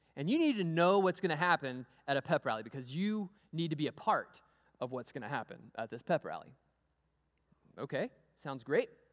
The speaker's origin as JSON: {"language": "English", "town": "Amarillo", "region": "Texas", "country": "United States", "tie": "born or raised there", "moved": "yes", "said": "I grew up in Amarillo, Texas. I went to Amarillo High School"}